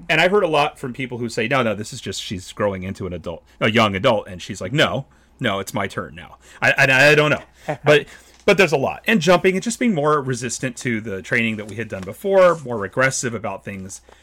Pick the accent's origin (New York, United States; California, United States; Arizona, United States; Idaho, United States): California, United States; as a Californian